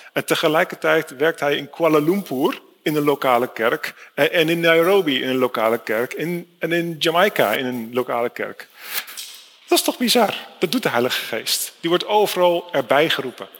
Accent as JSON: {"language": "Dutch", "country": "Netherlands", "said": "ik kom uit Nederland"}